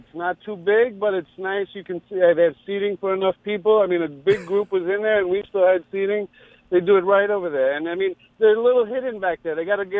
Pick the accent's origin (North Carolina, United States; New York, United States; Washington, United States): New York, United States; also born or lived in Bay Shore, New York; I grew up in Queens, Bayside.